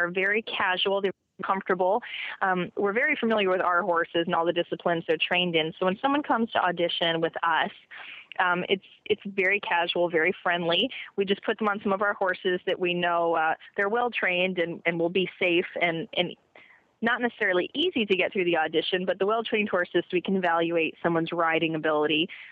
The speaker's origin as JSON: {"language": "English", "town": "Orlando", "region": "Florida", "country": "United States", "tie": "born or raised there", "said": "I was born and raised in Orlando, Florida, and I was a horseback rider"}